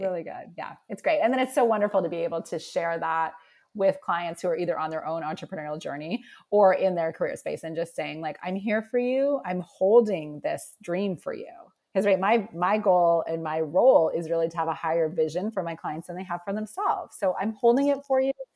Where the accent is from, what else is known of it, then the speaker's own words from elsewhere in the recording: Nova Scotia, Canada; moved away; I'm originally from Nova Scotia and I feel like I'm just sort of girl from Canada